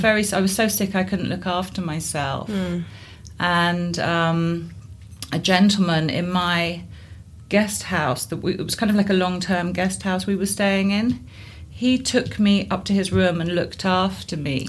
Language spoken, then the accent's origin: English; Guildford, South East England, United Kingdom; also born or lived in Somerset; I grew up in Guildford in Surrey.